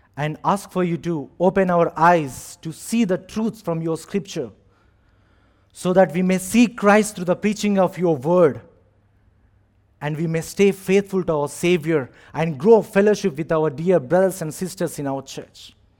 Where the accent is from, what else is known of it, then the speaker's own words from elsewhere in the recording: India; moved away as an adult; now in Abu Dhabi, United Arab Emirates; I am from India